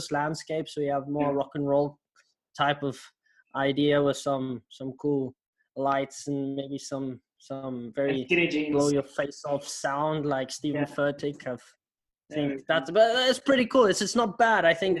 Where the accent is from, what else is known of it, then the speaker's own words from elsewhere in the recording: South Africa; now in Switzerland; Growing up in South Africa, being a Christian was better than being something else, so I'd rather be a Christian.